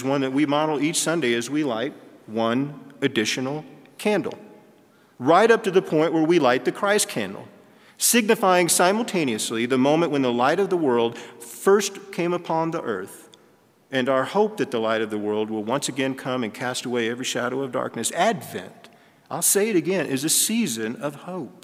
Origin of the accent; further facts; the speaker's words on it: Texas, United States; moved away; I'm from Texas, and anything below 85 is in the blue for me